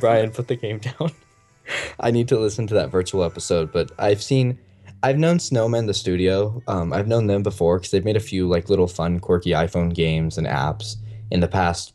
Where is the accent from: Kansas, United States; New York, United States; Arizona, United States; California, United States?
Arizona, United States; Gilbert; My hometown is Gilbert